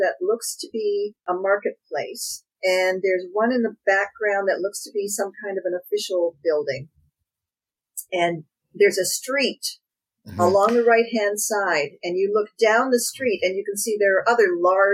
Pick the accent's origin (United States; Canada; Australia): Canada; I'm Canadian